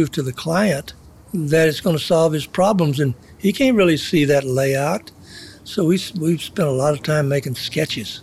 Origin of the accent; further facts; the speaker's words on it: Dallas, Texas, United States; I was born in Dallas in 1930, March 19th